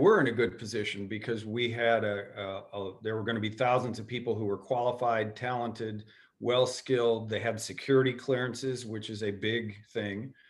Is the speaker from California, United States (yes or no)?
no; Cocoa Beach, Florida, United States; I grew up on Cocoa Beach with the original seven astronauts being the kings of the village